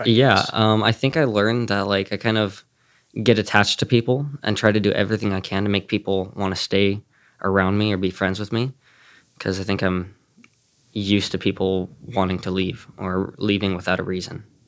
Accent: California, United States; I'm from California and I'm 16 years old.

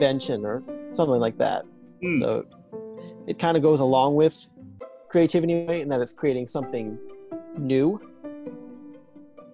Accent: Medina, Ohio, United States; I'm from Medina, Ohio

